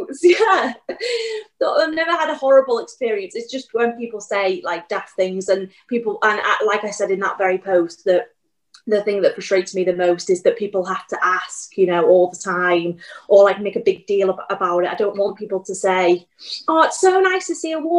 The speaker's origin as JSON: {"language": "English", "region": "Wales", "country": "United Kingdom", "said": "I'm from Wales"}